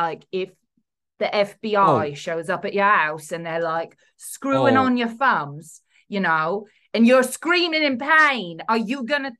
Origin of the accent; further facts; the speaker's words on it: Independence, Missouri, United States; Like, I was born in Independence, Missouri. All right.